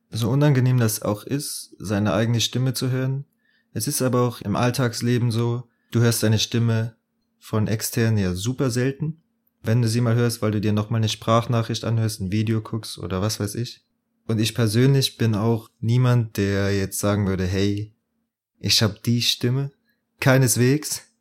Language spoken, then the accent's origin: German; Bitburg, Rhineland-Palatinate, Germany; born there; now in Munich, Germany; studiere in München, komme gebürtig aus Bitburg. Die Hälfte der Leute weiß wahrscheinlich gar nicht, wo Bitburg liegt. Aber jeder kennt das Bier, ja, ist genau aus der Stadt. Und ja, ist halt in äh, Südwestdeutschland.